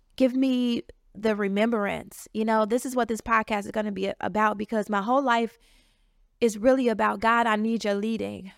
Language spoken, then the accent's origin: English; Chicago, Illinois, United States; moved away as an adult; now in Washington, D.C. area, United States; I'm from the south side of Chicago, but I've been in the D C area for the last nine years